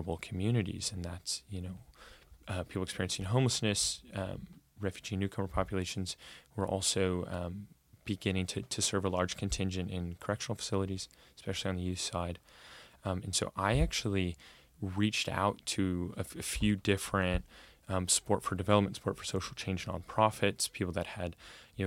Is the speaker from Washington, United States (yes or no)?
no; Corvallis, Oregon, United States; now in Portland, United States; I grew up in Corvallis, and it's a very bubbled town